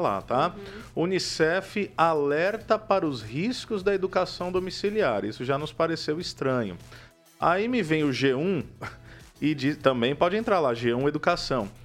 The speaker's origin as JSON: {"language": "Portuguese", "town": "Campo Mourão", "region": "Paraná", "country": "Brazil", "said": "Eu sou lá de Campo Mourão"}